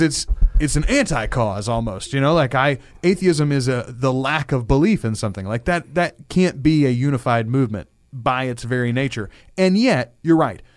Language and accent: English; Louisiana, United States; We are both born and raised in Louisiana.